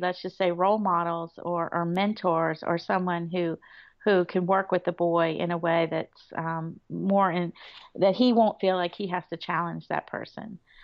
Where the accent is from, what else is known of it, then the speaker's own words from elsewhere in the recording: Florida, United States; moved away; I grew up in Florida